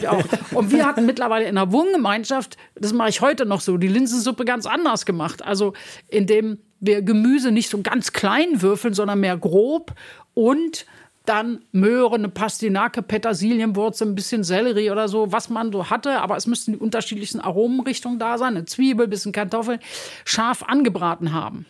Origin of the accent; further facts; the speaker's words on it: Recklinghausen, North Rhine-Westphalia, Germany; moved away as an adult; also born or lived in Düsseldorf; now in Berlin, Germany; Also ich bin im Ruhrgebiet aufgewachsen, mhm. Recklinghausen.